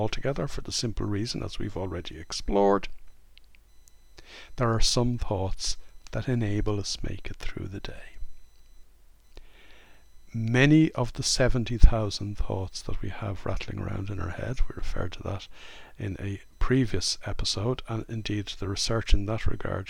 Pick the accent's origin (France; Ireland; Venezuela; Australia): Ireland; I grew up in Ireland in the late 1950s, the early 1960s.